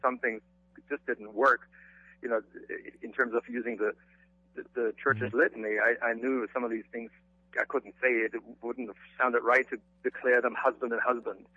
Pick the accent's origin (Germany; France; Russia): Germany; moved away; I grew up in Germany